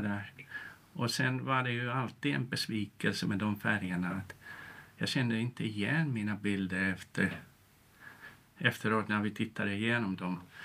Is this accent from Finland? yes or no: yes; Tampere, Pirkanmaa, Finland; moved away as an adult; now in Sweden; uppvuxen i Tammerfors i Finland och gått Waldorfskolan där